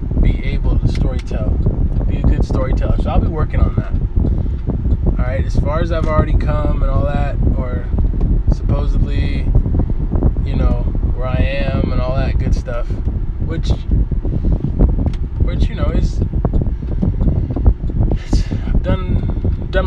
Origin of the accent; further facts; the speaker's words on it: Oakland, California, United States; I'm from East Oakland